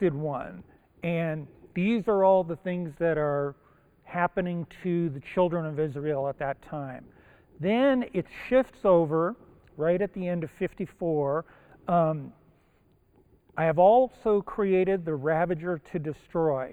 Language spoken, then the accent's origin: English; Japan; English is a second language; now in United States; I was born in Japan, the other side of the international date line.